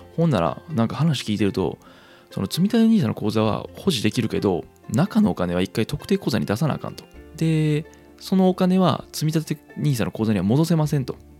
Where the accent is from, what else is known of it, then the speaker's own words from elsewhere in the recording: Kansai, Japan; moved away; 生まれも育ちも関西という生粋の関西人